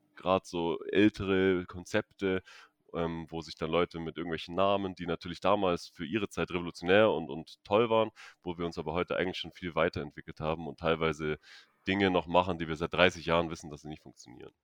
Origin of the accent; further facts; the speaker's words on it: Stuttgart, Baden-Württemberg, Germany; moved away; ich komme ursprünglich aus Stuttgart